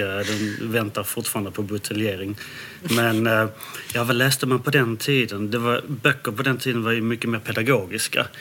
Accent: Landskrona, Skåne, Sweden; also born or lived in Denmark; jag har vuxit upp i Skåne, i Landskrona

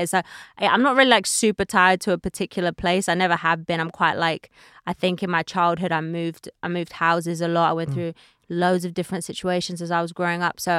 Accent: United Kingdom; now in United States; But now I realize that what makes me valuable in America is actually being British

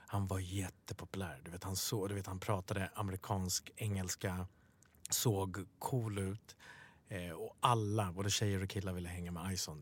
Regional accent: Stockholm, Stockholm County, Sweden; Swedish is a second language; Bredäng där vi är uppvuxen, uppvuxna

